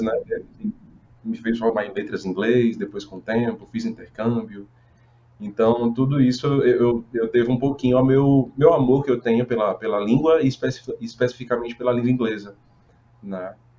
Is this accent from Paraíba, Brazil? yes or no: yes; Paraíba, Brazil; moved away; also born or lived in Roraima / Fortaleza; no sertão paraibano, que é minha terra, né? Eu sou paraibano